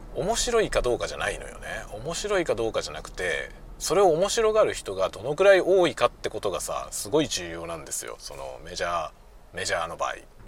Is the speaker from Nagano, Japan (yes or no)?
no; Yokohama, Kanagawa, Japan; moved away as an adult; also born or lived in Suginami, Tokyo; now in Hokkaido, Japan; 東京のね、杉並の病院で生まれて、その後、まあ、要衝はね、あの、神奈川県。神奈川県です、で、暮らしたんで。 まあ、横浜市のね、外れの方なんですけど、そういうとこで暮らしてた